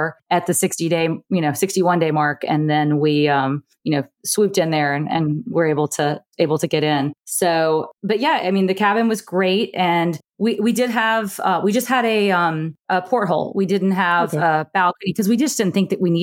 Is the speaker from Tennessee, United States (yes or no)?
no; Alabama, United States; now in Oakland area, United States; in the deep South where I grew up in Alabama